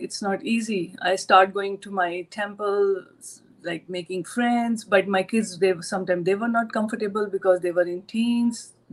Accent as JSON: {"language": "English", "town": "New Delhi", "region": "Delhi", "country": "India", "tie": "born or raised there", "moved": "as an adult", "lives_now": "United States", "said": "I born and brought up in India, basically Delhi. I'm from New Delhi"}